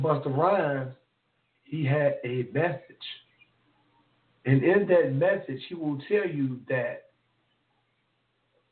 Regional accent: Memphis, Tennessee, United States; If you're from the South, like I'm from the South. I'm from North Memphis

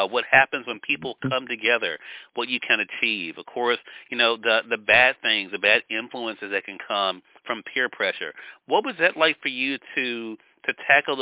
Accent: Mississippi, United States; my home state of Mississippi.

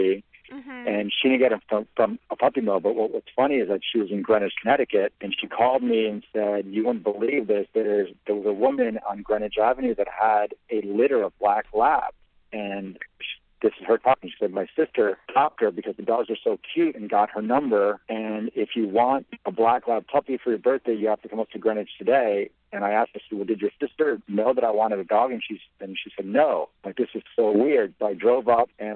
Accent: Italy; also born or lived in Paris, France; now in United States; I was born in Italy

